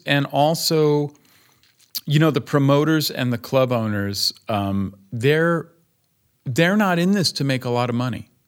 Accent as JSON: {"language": "English", "town": "Berkeley", "region": "California", "country": "United States", "tie": "born or raised there", "also_born_or_lived": "Rhode Island / New York / New Jersey", "moved": "yes", "lives_now": "Greensboro, United States", "said": "I grew up in Berkeley"}